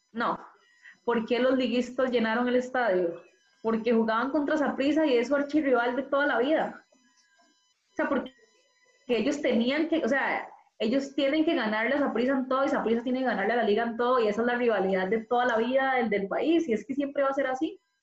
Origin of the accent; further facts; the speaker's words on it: Costa Rica; also born or lived in Madrid; yo soy tica